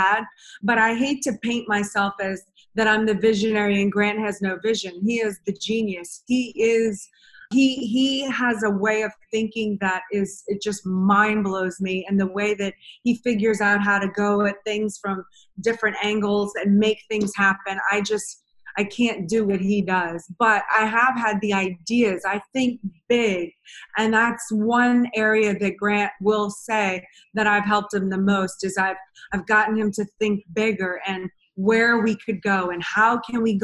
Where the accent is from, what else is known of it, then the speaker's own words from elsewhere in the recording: New Orleans, Louisiana, United States; also born or lived in Madrid, Spain; I grew up in New Orleans, Louisiana